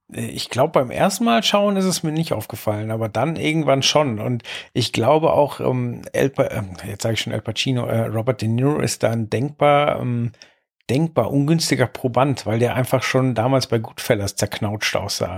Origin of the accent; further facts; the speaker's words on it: West Germany, Germany; als Wessi